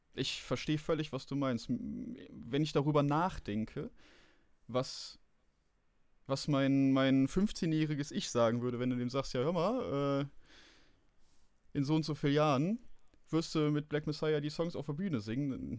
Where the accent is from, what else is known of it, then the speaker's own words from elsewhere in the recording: Rhineland, Germany; Ich bin Rheinländer